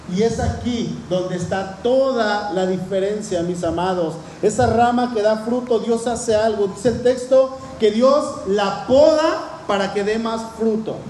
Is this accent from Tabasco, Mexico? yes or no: no; Cuernavaca, Morelos, Mexico; allá en el pueblo donde crecí, en Cuernavaca